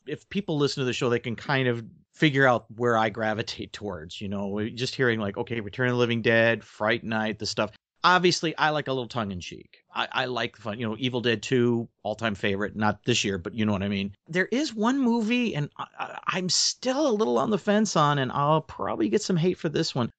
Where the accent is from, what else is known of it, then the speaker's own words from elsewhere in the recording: Alpena, Michigan, United States; where I grew up here in Alpena